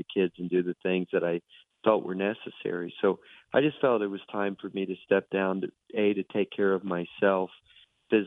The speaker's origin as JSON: {"language": "English", "town": "Miami", "region": "Florida", "country": "United States", "tie": "born or raised there", "moved": "yes", "said": "that's where I grew up in South Florida"}